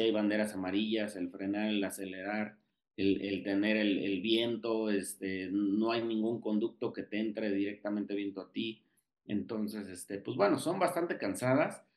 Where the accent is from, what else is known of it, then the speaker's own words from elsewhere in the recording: Mexico City, Mexico; aquí en mi casa, en la Ciudad de México